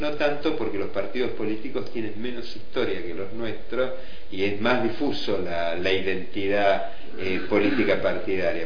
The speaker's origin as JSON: {"language": "Spanish", "country": "Argentina", "said": "a los argentinos nos atraviesa completamente"}